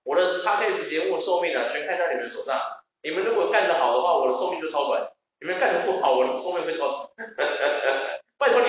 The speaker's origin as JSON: {"language": "Chinese", "country": "Taiwan", "said": "我觉得这只是我们这些人，我们台湾人民都要好好想想的问题。"}